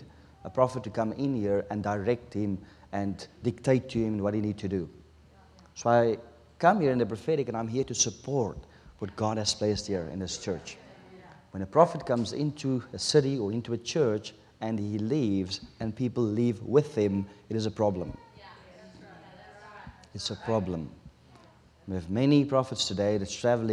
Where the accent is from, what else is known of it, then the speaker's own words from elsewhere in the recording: South Africa; first language Afrikaans; English is a second language; English is my third language. We speak Afrikaans in South Africa. My taal is Afrikaans